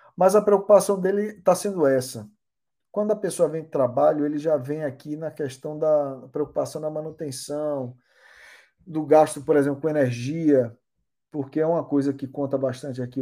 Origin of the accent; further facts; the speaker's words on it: Bahia, Brazil; accent: Baiano; moved away as an adult; now in Limerick, Ireland; eu vi o sotaque baiano. Eu, porra, a é minha raiz, né, porra? Onde eu cresci